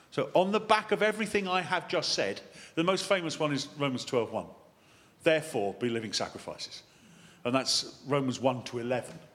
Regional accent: United Kingdom; being British

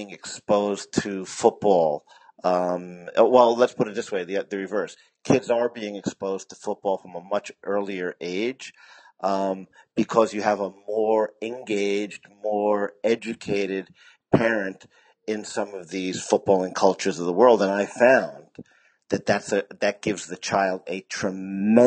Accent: United States; moved away; also born or lived in Japan / China; America, because that's my home country

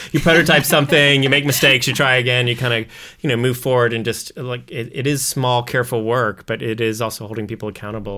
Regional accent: Missouri, United States; we're like farmers from Missouri. We say Missouri, not Missouri

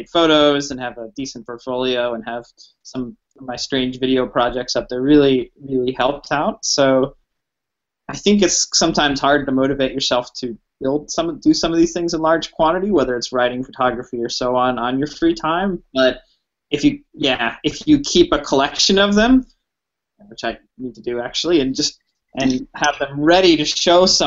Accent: United States; now in Australia; where I'm from in the States

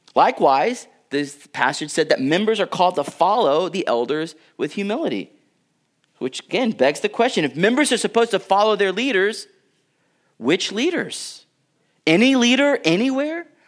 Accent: United States; I'm an American citizen.

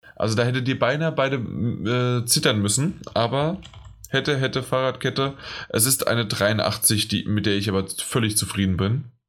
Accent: Frankfurt, Hesse, Germany; für mich als Frankfurter, als Hesse

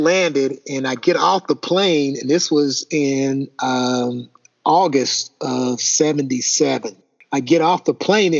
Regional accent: Elizabethtown, Kentucky, United States; moved away as an adult; also born or lived in Italy

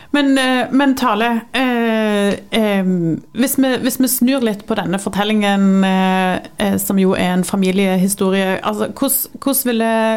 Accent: Jæren, Rogaland, Norway; jeg er fra Jæren

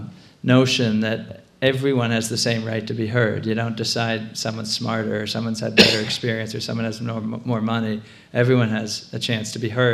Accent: Concord, Massachusetts, United States; I'm from Concord, and we've been having town meeting

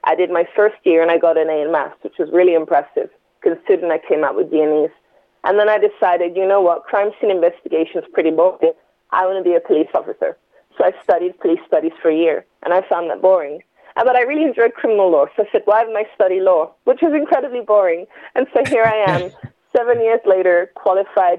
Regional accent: London, United Kingdom; also born or lived in Enfield; Born in London and grew up in Tottenham. My first few years were in Tottenham, North London, and then moved to Enfield

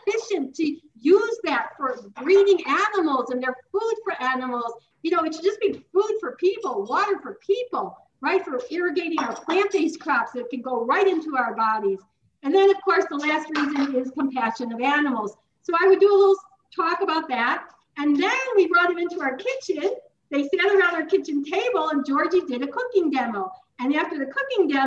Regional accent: Chicago, Illinois, United States; moved away as an adult; now in Tucson, United States; I am from Chicago. I lived there my whole life until 2013 when I started living full-time in Tucson.

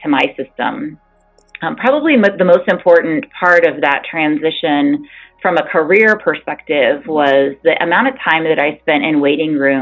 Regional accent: Enon, Ohio, United States; I grew up in Enon, Ohio, very, very small bedroom community

